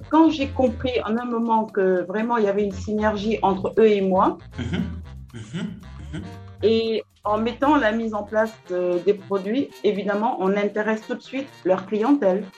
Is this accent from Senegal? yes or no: yes; Kaolack, Senegal; also born or lived in Dakar; mon père, en fait, à mes 10 ans, mon père avait une pharmacie. C'est un pharmacien. Donc, il est allé s'installer à Kaolack. Et je me suis retrouvée à Kaolack à 10 Mhm. où j'ai fait toute mon enfance